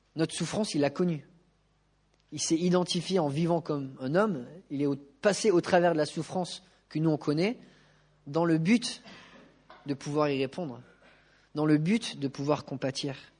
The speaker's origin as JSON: {"language": "French", "country": "France", "said": "En tant que Français"}